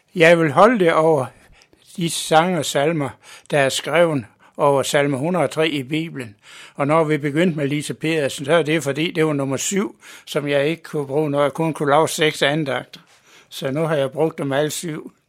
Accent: Mors, North Denmark Region, Denmark; moved away as an adult; now in Copenhagen, Denmark; Jeg er født på Mors for 76

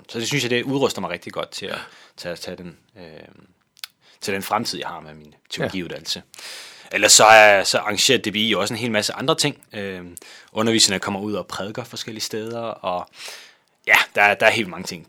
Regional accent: Kolding, Southern Denmark, Denmark; moved away as an adult; now in Valby, Denmark; jeg kommer fra Kolding af, øh, ja. men bor nu i, i Valby.

